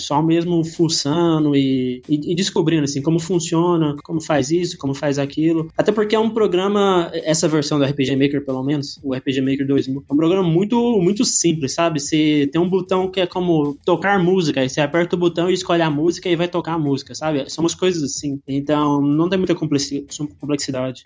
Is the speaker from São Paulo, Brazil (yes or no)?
no; Goiânia, Goiás, Brazil; moved away; sou de Goiânia, então é uma cidade, assim, quase como do interior, né? É capital de Goiás